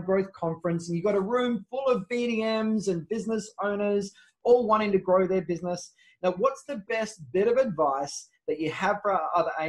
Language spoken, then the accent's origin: English; South Australia, Australia; I'm from South Australia.